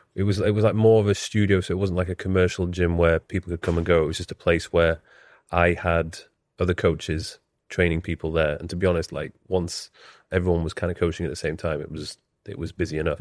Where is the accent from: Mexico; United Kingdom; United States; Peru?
United Kingdom; Leeds, Yorkshire and the Humber; moved away as an adult; also born or lived in Newcastle / London; I was born and bred in Leeds